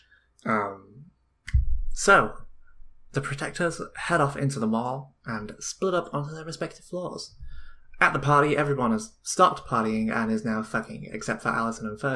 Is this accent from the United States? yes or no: no; England, United Kingdom; I'm English.